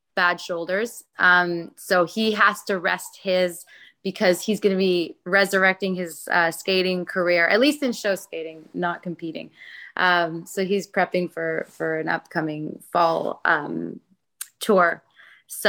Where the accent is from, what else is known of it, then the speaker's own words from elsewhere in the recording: Toronto, Ontario, Canada; I am born and raised in Toronto